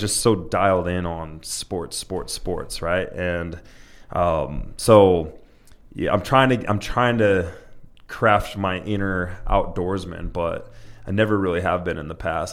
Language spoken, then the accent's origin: English; Utah, United States; I was born and raised in Utah.